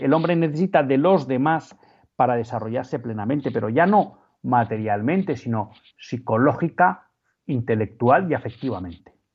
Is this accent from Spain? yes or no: yes; Spain; nosotros como españoles, como católicos españoles